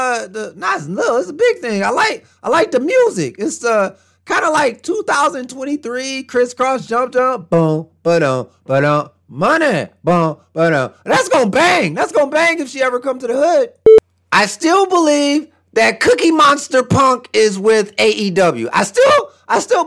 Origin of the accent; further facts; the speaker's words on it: Detroit, Michigan, United States; my hometown Detroit Pistons